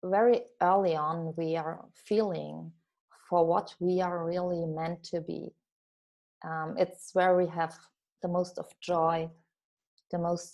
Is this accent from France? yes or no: yes; France; also born or lived in southern Germany; now in Germany; I was born in France, and today I live in southern Germany.